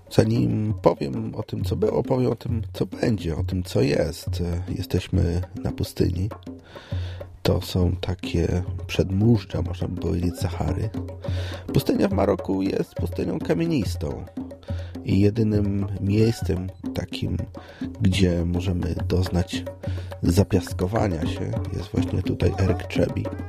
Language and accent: Polish; Poznań, Greater Poland, Poland; Ja jestem z Poznania